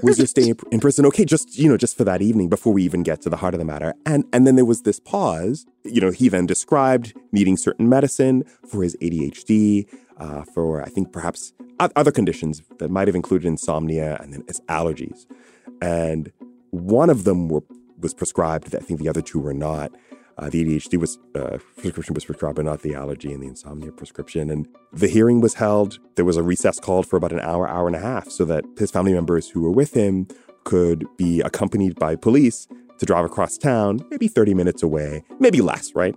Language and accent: English; Bahamas; I'm from the Bahamas